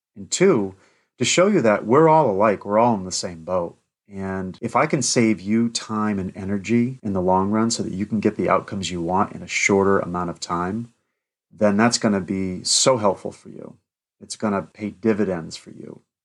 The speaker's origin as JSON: {"language": "English", "town": "Keene", "region": "New Hampshire", "country": "United States", "tie": "born or raised there", "also_born_or_lived": "Manchester, New Hampshire / Peterborough, New Hampshire / Salem, New Hampshire", "said": "I grew up in Keene, the city that I live now and coach in now."}